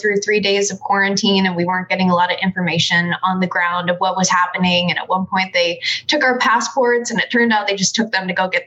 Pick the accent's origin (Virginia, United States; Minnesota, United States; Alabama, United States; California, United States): California, United States; Sacramento; I am from Sacramento, California originally